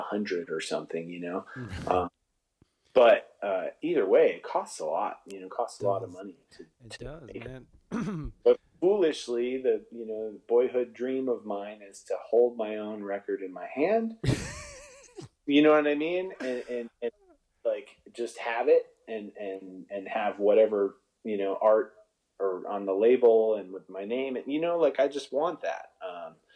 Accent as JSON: {"language": "English", "town": "Buffalo", "region": "New York", "country": "United States", "tie": "born or raised there", "moved": "yes", "said": "I grew up back east, and everyone back east calls everybody by their last name."}